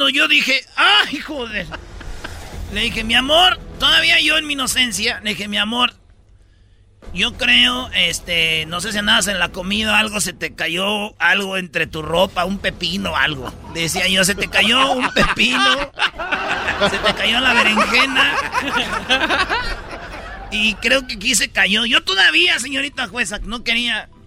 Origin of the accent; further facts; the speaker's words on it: Michoacán, Mexico; yo, como soy de Michoacán, tenemos de, de a 10 o 20 niños